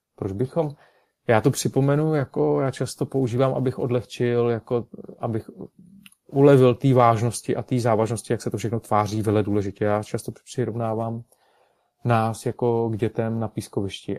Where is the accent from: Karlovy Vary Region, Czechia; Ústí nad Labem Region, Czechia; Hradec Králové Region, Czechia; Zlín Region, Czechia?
Karlovy Vary Region, Czechia; Karlovy Vary; nad Karlovými Vary, nad mým rodným městem